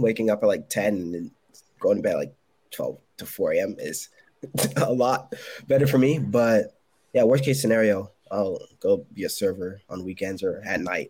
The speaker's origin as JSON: {"language": "English", "region": "Connecticut", "country": "United States", "moved": "as an adult", "lives_now": "South Carolina, United States", "said": "I'm from Connecticut, but I moved to South Carolina for my last role"}